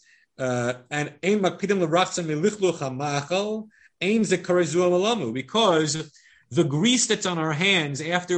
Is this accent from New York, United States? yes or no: yes; Long Island, New York, United States; I grew up on Long Island among the Goyish Yidden